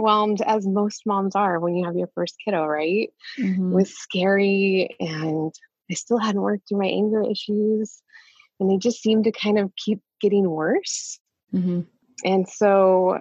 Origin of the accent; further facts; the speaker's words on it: Montana, United States; I grew up in Montana